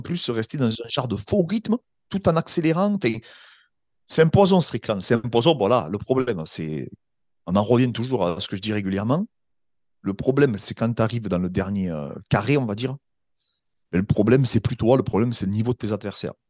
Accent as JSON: {"language": "French", "country": "France", "said": "en tant que Français"}